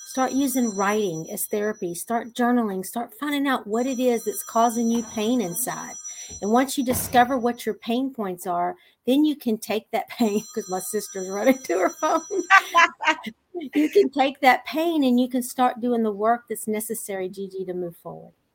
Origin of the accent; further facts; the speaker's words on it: Texas, United States; I'm just a simple little country girl from Texas